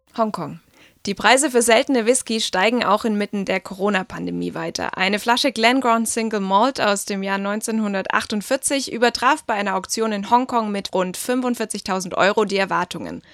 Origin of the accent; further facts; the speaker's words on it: Germany; bei uns in Deutschland